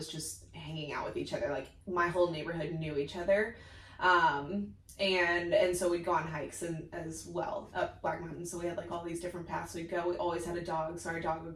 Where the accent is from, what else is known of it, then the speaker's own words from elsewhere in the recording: San Diego, California, United States; I was born and raised here in San Diego